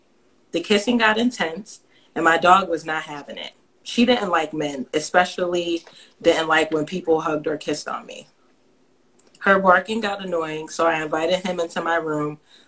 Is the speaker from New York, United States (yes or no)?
yes; New York, United States; We had a few things in common, like we are both from New York and we went to Cuse, but he went to the law school and I was there for undergrad